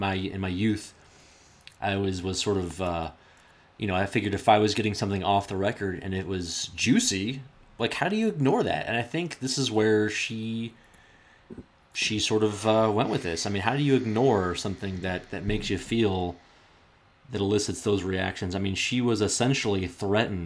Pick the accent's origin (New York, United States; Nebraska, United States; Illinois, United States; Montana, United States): Nebraska, United States; Omaha; the coach that I grew up with in Omaha